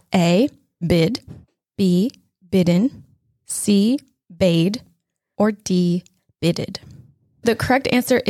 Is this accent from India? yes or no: no; Wisconsin, United States; and Tanner and I grew up in Wisconsin.